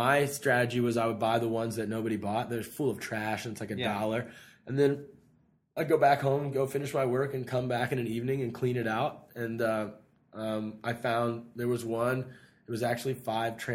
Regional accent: Ohio, United States; now in Los Angeles, United States; my hometown in Ohio

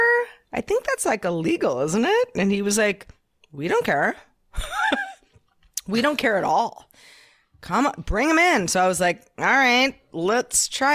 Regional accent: Silicon Valley, California, United States; I grew up in Silicon Valley

